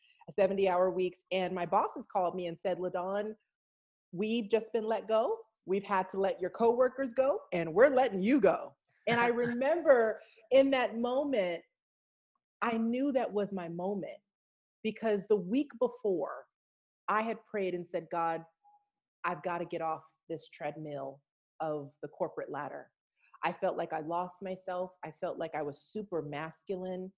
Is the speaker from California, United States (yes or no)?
yes; Los Angeles, California, United States; I come from Los Angeles, California, but my my family is from South Texas